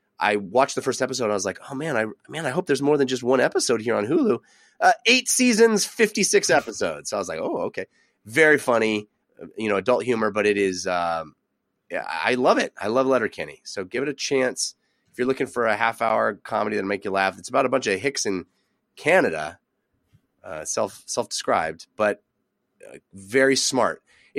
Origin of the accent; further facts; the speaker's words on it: Brisbane, Queensland, Australia; which is made in my hometown of Brisbane, Australia.